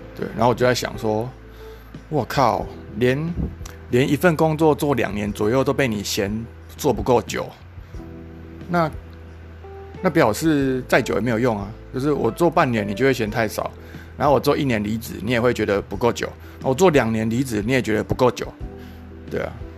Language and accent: Chinese; Kaohsiung, Taiwan; also born or lived in Taipei / Australia; 因为那个时候就我是高雄的，他是关，高雄的传统产业啊，那我是里面唯一一个，唯一一个资讯人员